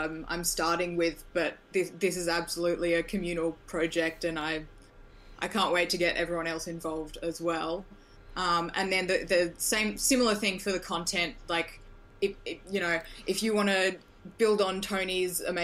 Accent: Australia; I'm from Australia

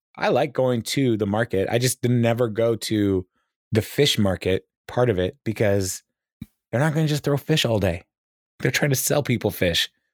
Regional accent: Kirkland, Washington, United States; moved away; I grew up in Kirkland, Washington

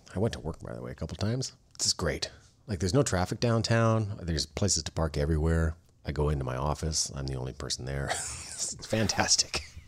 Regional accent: Canada; I'm Canadian

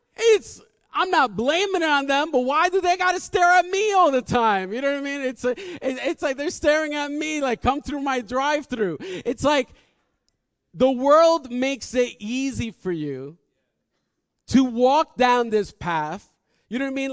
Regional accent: United States; we're from New York and New Jersey

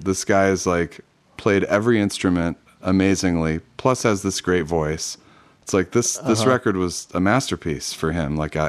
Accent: Grand Rapids, Michigan, United States; now in California, United States; I was from Grand Rapids.

